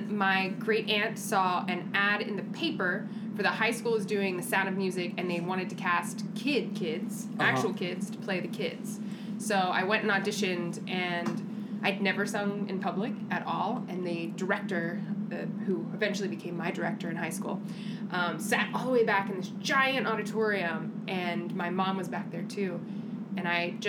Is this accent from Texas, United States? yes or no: no; Cumberland, Maryland, United States; born or raised there; moved away as an adult; now in New York, United States